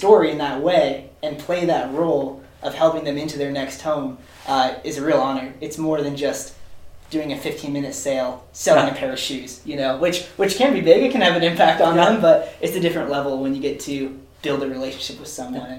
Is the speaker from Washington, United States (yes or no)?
yes; Seattle, Washington, United States; So I grew up in the Seattle area.